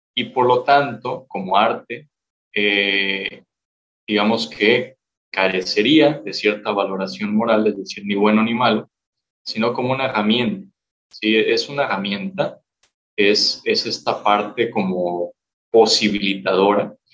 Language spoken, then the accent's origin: Spanish; Morelia, Michoacán, Mexico; Soy originario aquí de Michoacán, de Morelia